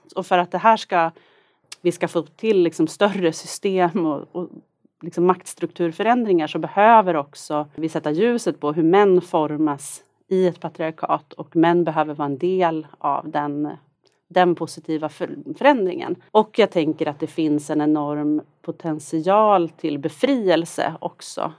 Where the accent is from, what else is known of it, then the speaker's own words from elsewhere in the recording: Norrland, Sweden; moved away as an adult; now in Stockholm, Sweden; jag är från Norrland. Det är en stark identitet